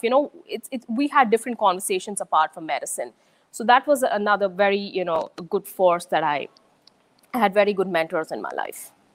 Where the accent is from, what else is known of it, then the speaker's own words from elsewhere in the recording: Pune, Maharashtra, India; moved away as an adult; also born or lived in Chennai, India; now in United States; I'm from Pune in India, but I'd say my childhood is sort of I've lived in Pune. I've changed a couple of schools there. I've lived in Chennai